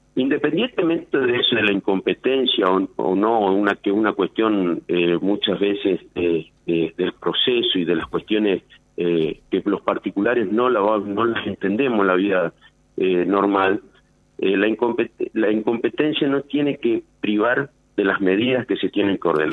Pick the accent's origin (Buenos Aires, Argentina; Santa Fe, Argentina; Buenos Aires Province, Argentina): Santa Fe, Argentina; Reconquista; now in Goya, Argentina; siempre digo que nací en Reconquista y me malcriaron los goyanos. Eh, desde que hace 19 años llegué a, Goya